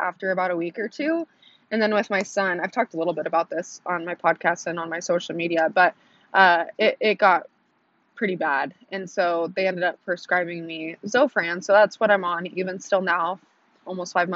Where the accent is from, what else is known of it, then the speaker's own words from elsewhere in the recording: Oregon, United States; now in Texas, United States; I live in Texas, so it's a little different, but if you don't know where I'm from Oregon